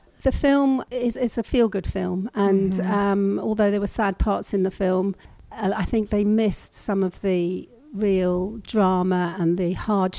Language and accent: English; Guernsey; we're British, but slightly different. We've got a very French feel to the island